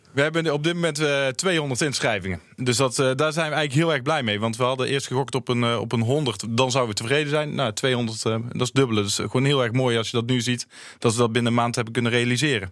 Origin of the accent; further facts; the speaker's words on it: Tilburg, North Brabant, Netherlands; kom mezelf uit Tilburg